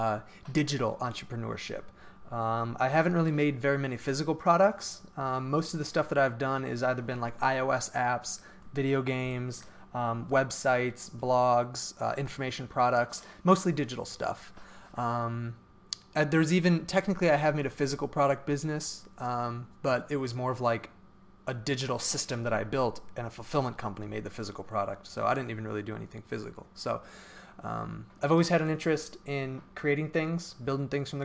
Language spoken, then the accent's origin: English; Cleveland, Ohio, United States; I'm from Cleveland area.